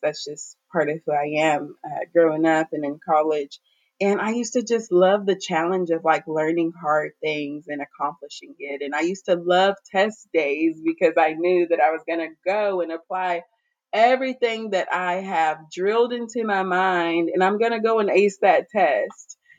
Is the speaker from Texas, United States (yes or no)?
yes; Garland, Texas, United States; now in Austin, United States; I am from the Dallas, Texas area. I grew up um, specifically in Garland. I am Nigerian, but I've lived in the States my whole life.